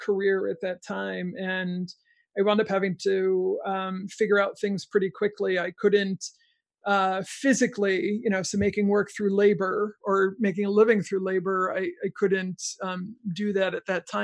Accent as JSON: {"language": "English", "region": "New York", "country": "United States", "tie": "born or raised there", "said": "I grew up in New York, actually"}